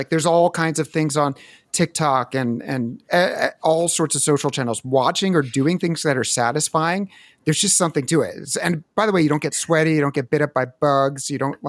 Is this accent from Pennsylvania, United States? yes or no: yes; Philadelphia, Pennsylvania, United States; We didn't have much of a lawn growing up in Philly.